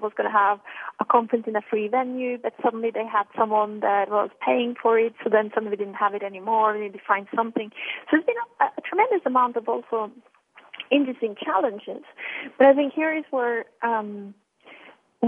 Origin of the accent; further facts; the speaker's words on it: Norway; moved away; also born or lived in Milan; growing up in Norway